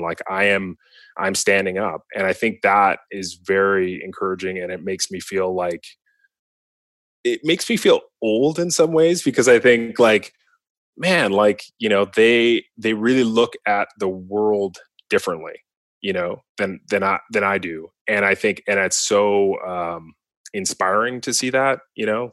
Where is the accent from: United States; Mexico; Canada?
Canada; Vancouver, British Columbia; growing up in Vancouver